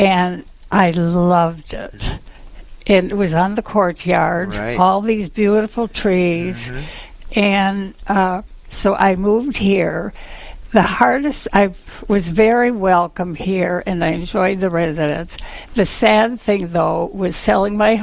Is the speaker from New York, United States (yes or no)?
yes; Cooperstown, New York, United States; moved away; I grew up in Cooperstown, and we still have our family home there